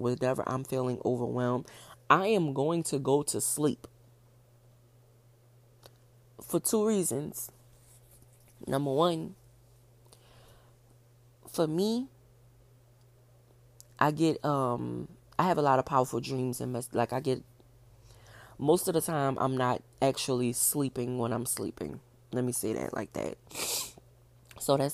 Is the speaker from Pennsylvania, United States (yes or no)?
no; New Orleans, Louisiana, United States; I'm from New Orleans